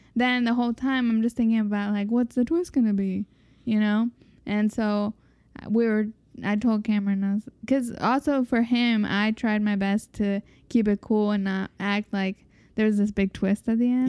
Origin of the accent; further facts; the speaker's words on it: Mexico; growing up in Mexic